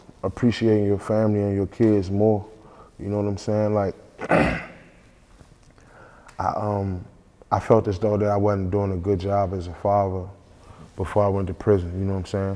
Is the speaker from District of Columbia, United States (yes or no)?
yes; Washington, District of Columbia, United States; I'm from the Northeast section of DC